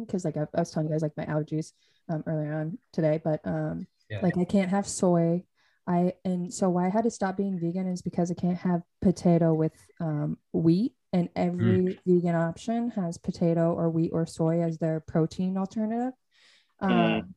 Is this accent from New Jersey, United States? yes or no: no; Western Washington, United States; I'm from Western Washington